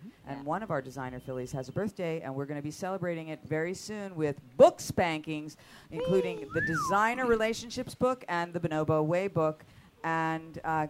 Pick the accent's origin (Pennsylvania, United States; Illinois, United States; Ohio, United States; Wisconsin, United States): Pennsylvania, United States; Philadelphia; I'm from Philly, but it's a different spelling.